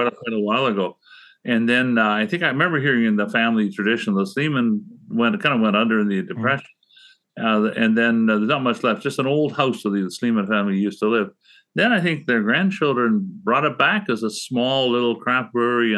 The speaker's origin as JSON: {"language": "English", "town": "Guelph", "region": "Ontario", "country": "Canada", "tie": "born or raised there", "also_born_or_lived": "Toronto", "said": "I grew up in Guelph"}